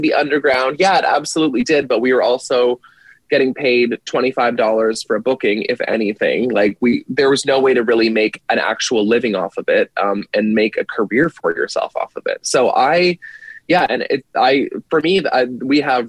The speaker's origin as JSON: {"language": "English", "country": "Canada", "moved": "as an adult", "lives_now": "United States", "said": "living in the States, being Canadian"}